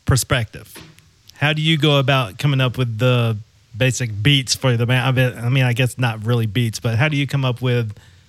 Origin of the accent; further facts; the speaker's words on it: Memphis, Tennessee, United States; I'm from Memphis myself